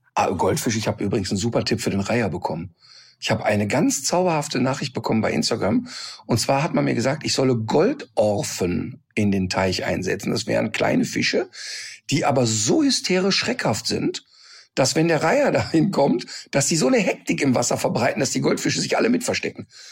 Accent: North Rhine-Westphalia, Germany; ich bin am Rhein aufgewachsen

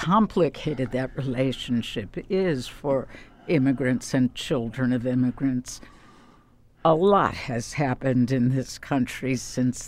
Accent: Chicago, Illinois, United States; I grew up in Chicago

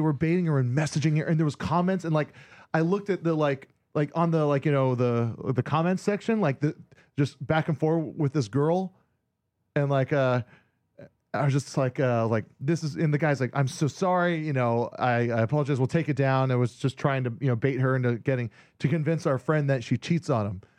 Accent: Hawaii, United States; born or raised there; moved away

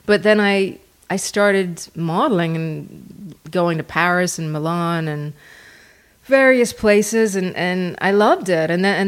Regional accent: Harrow, London, United Kingdom; Born and raised outside London.

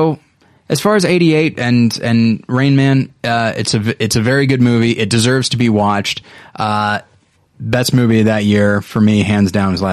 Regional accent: Taft, California, United States; Taft, California, where I'm from.

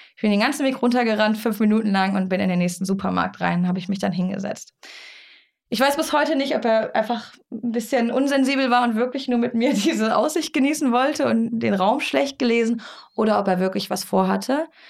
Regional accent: Germany; wir als Deutsche

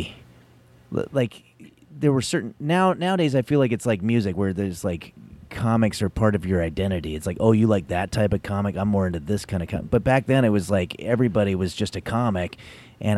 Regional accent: Glendale, United States; I grew up in Glendale.

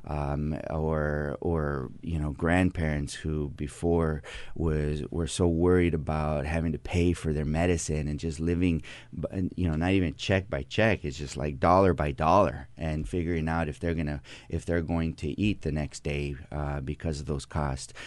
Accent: Coachella, California, United States; I grew up in Coachella, right there in the Coachella Valley

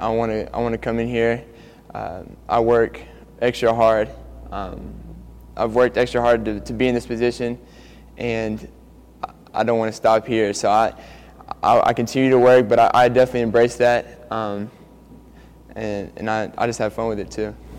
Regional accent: Norman, Oklahoma, United States; also born or lived in Lubbock, Texas; I was born in Lubbock, Texas, but I was raised here in Norman

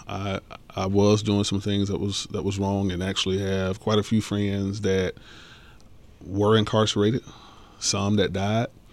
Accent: College Park, Georgia, United States; as a teenager growing up in College Park

